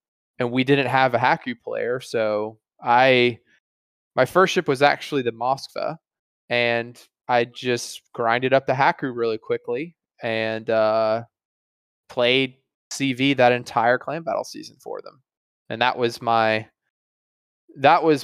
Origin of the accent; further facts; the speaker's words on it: Alabama, United States; growing up in Alabama